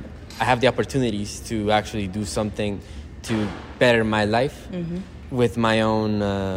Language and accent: English; New York, United States; now in Florida, United States; I grew up in New York and now I'm in Florida.